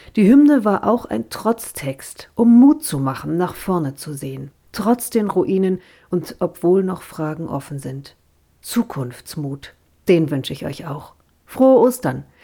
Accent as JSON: {"language": "German", "region": "East Germany", "country": "Germany", "tie": "born or raised there", "said": "Als geborene Ossi"}